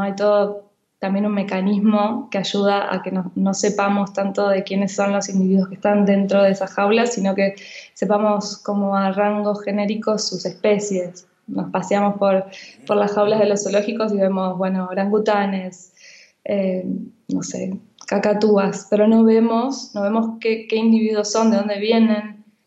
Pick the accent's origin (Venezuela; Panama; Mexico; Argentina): Argentina; Buenos Aires; now in Barcelona, Spain; estoy aquí en, en Barcelona, pero he nacido en Buenos Aires